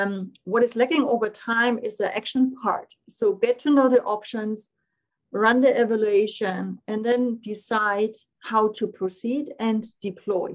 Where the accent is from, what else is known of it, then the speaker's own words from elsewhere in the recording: Germany; English is a second language; moved away as an adult; now in Switzerland; I'm from German nature, living here in Switzerland for more than 15 years.